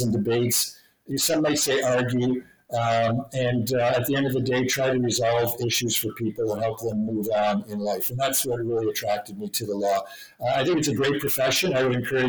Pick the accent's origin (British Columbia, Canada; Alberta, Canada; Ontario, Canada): Ontario, Canada; Waterloo; also born or lived in Kitchener, Ontario / North Dumfries Township, Ontario; I'm a Waterloo Region born and raised boy